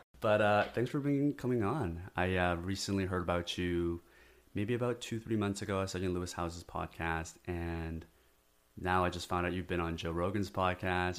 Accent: South Korea; now in United States; I come from South Korea

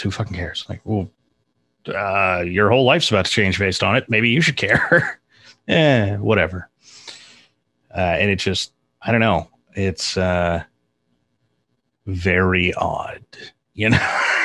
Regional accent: north of Sacramento, Northern California, United States; I grew up in Northern California, uh, up just north of Sacramento

